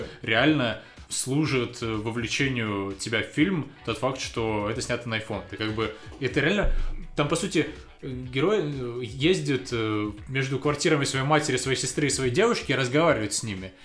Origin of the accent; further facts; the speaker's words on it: Russia; я продолжал жить в России, потому что я русский